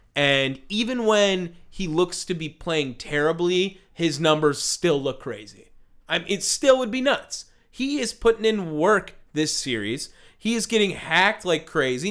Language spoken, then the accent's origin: English; Milwaukee, Wisconsin, United States; we are from Milwaukee, Wisconsin